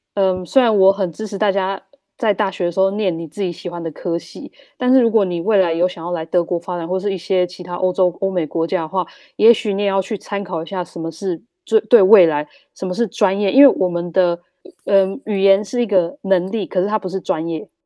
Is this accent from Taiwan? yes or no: yes; Taiwan; now in Germany; 我们台湾人比较会忍耐